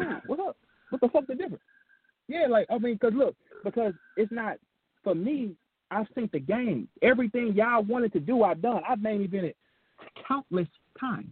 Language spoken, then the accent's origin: English; St. Louis, Missouri, United States; I'm from St. Louis